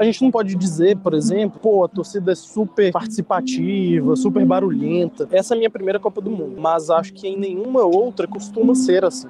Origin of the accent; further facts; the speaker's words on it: Brazil; como bom brasileiro